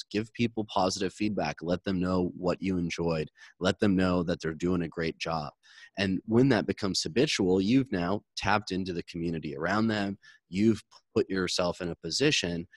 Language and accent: English; Michigan, United States; now in Los Angeles, United States; I grew up in Michigan. I live in LA now.